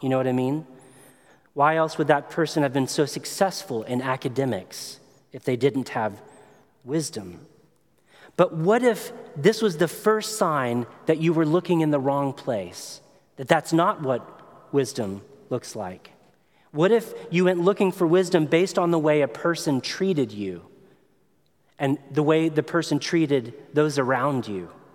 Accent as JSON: {"language": "English", "region": "Tennessee", "country": "United States", "said": "I come from Tennessee, which means I like grits, I like fishing."}